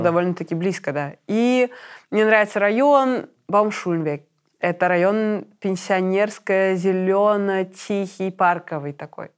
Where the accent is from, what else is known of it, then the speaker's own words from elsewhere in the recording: Minsk, Belarus; moved away as an adult; now in Berlin, Germany; я минчанка